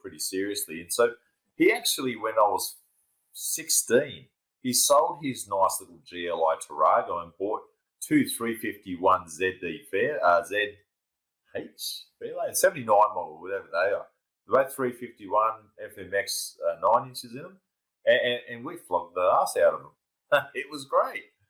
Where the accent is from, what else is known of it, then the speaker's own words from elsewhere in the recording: Southern Highlands, New South Wales, Australia; now in Dubbo, Australia; I grew up in the Southern Highlands in New South Wales